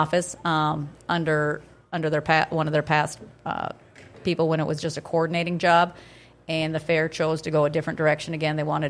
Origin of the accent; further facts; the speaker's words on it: Detroit Lakes, Minnesota, United States; also born or lived in Crookston, Minnesota; now in Pelican Rapids, United States; I'm originally from Detroit Lakes.